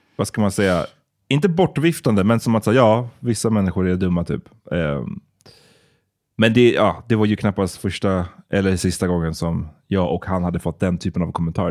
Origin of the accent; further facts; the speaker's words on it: Sweden; som barn i Sverige.